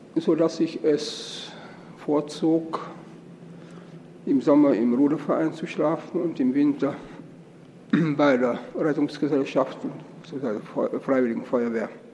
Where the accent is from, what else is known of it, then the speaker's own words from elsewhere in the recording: Austria; moved away; also born or lived in East Germany; ich bin eben Österreicher von Geburt und Erziehung